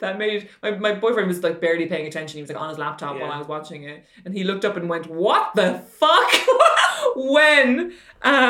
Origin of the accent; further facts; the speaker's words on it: Ireland; I grew up in Ireland